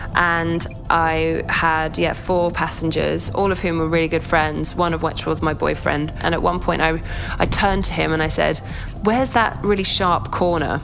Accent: United Kingdom; also born or lived in London; we're British

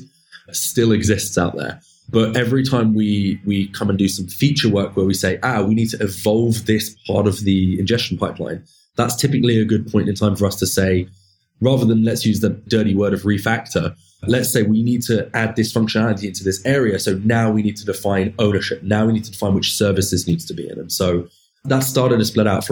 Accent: United Kingdom; moved away as an adult; now in San Francisco, United States; we also have an office back in my home country of the UK

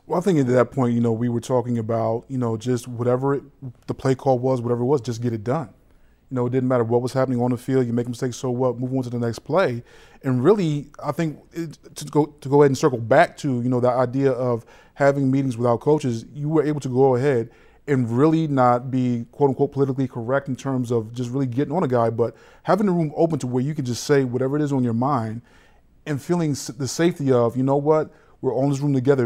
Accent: Philadelphia, Pennsylvania, United States; I grew up in the Philadelphia area.

